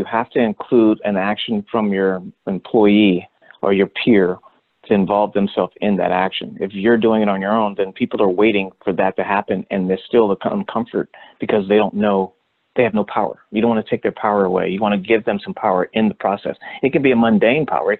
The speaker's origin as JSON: {"language": "English", "town": "Los Angeles", "region": "California", "country": "United States", "tie": "born or raised there", "said": "I grew up in Hollywood"}